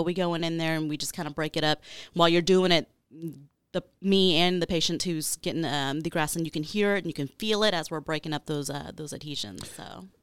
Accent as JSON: {"language": "English", "town": "Arlington", "region": "Texas", "country": "United States", "also_born_or_lived": "Houston, Texas / Beaumont, Texas", "said": "I'm originally from Arlington, Texas"}